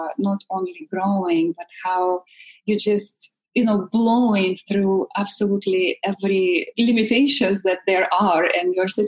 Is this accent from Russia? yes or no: yes; Siberia, Russia; moved away; I come from Russia, all the way from Siberia. I'm that exotic. And growing up in communist Russia